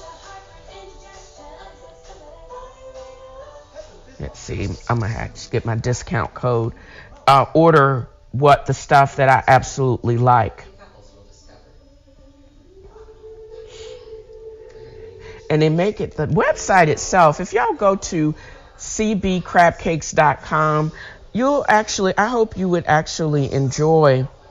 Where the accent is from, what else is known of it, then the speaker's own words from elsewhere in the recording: Chesapeake Bay area, Virginia, United States; moved away; I'm from the Virginia, the Chesapeake Bay area